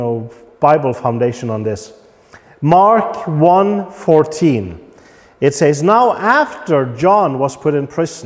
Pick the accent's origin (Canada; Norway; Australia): Norway; now in Poland; I'm from Norway. That gives me certain rights because I belong to the Norwegian kingdom